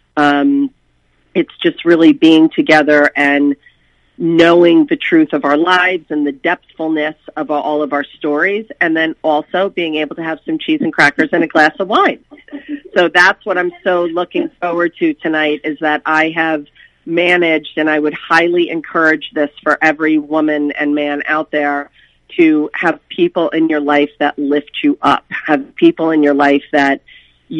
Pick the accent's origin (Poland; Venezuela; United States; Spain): United States; Bernardsville, New Jersey; moved away as an adult; also born or lived in Boulder, Colorado; we moved back to our hometown of Bernardsville and Peapack Gladstone, New Jersey, my husband and I.